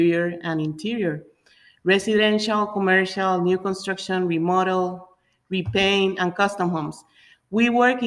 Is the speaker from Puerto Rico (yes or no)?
yes; Puerto Rico; moved away as an adult; now in Florida, United States; we are originally from Puerto Rico. Ever since we arrived in Florida